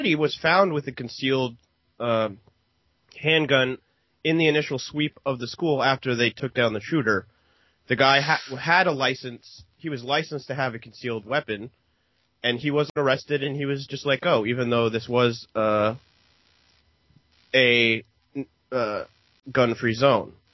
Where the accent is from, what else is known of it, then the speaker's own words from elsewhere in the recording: Oregon, United States; here in my home state of uh, Oregon